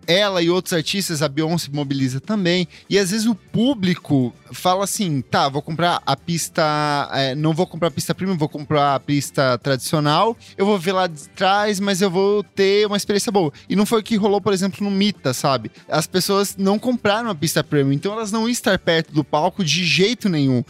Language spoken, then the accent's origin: Portuguese; Ponta Grossa, Paraná, Brazil; now in São Paulo, Brazil; Eu, eu sou do Paraná